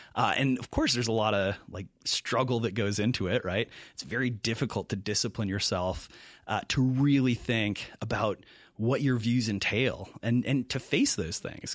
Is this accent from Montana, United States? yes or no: no; Mankato, Minnesota, United States; moved away as an adult; also born or lived in Milwaukee; I'm originally from Mankato, Minnesota. Uh, grew up there.